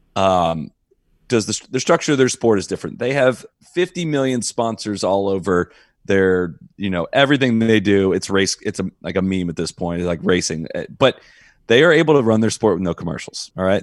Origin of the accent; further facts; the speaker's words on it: Dublin, Ohio, United States; I grew up in Dublin, Ohio